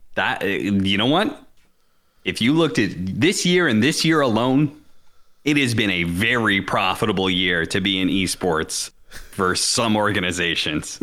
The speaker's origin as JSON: {"language": "English", "town": "Seattle", "region": "Washington", "country": "United States", "tie": "born or raised there", "said": "I grew up in Seattle"}